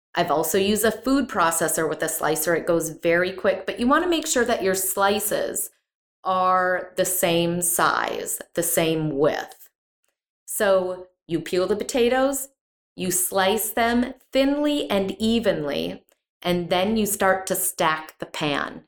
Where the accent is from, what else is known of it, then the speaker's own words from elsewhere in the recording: Midwest, United States; now in Texas, United States; I grew up in the Midwest